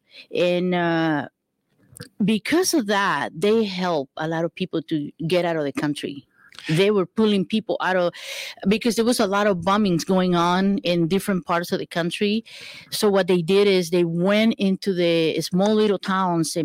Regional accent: El Salvador; now in Houston, United States; I am from El Salvador, and we fled the country

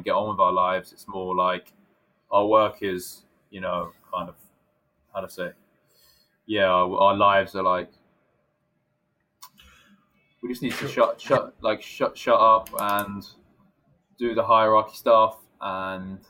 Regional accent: England, United Kingdom; moved away as an adult; now in Japan; whether I'm British or not

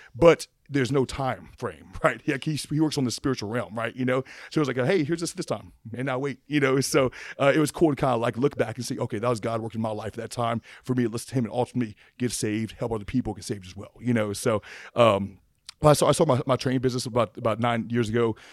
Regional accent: Opelousas, Louisiana, United States; I'm from Appaloosa, Louisiana.

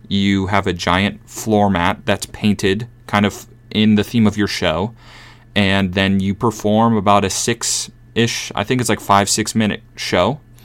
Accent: Minnesota, United States; born or raised there

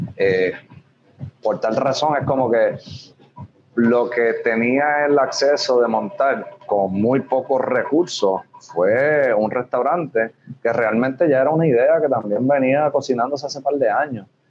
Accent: Arecibo, Puerto Rico; also born or lived in Barceloneta, Puerto Rico; now in Hatillo, Puerto Rico; mi familia, tanto de padre como de madre, son, son arecibeños, nací aquí esto, me crié, me entré aquí en Barceloneta, yo no he salido muy lejos.

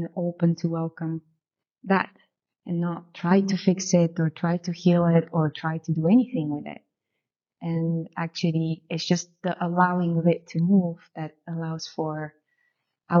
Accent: Bulgaria; moved away; So I'm originally from Bulgaria, which means that I grew up after communism. I was born during communism and grew up after communism

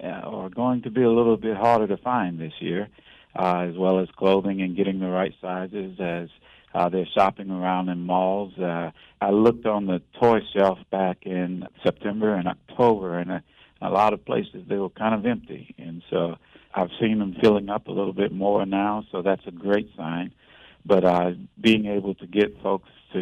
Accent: New Orleans, Louisiana, United States; moved away as an adult; now in Raleigh, United States; I'm originally from New Orleans, Louisiana

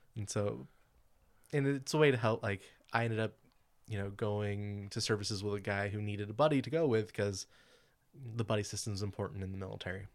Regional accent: California, United States; I grew up in Califo-, here in California

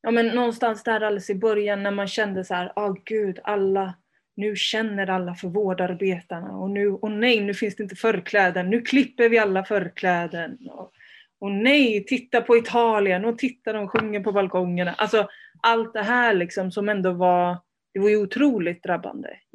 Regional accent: Värmland, Sweden; also born or lived in Spain; jag kom, jag kom till Sverige när jag var fem med min mamma. Så jag är född i Spanien, jag har en spansk pappa och hela liksom den sidan av släkten är är från Spanien.

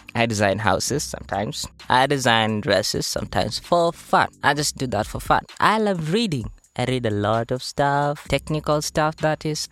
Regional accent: Mumias, Kakamega County, Kenya; I was born in Western Kakamega County, Mumias Town in particular, where the sugar factory unfortunately collapsed.

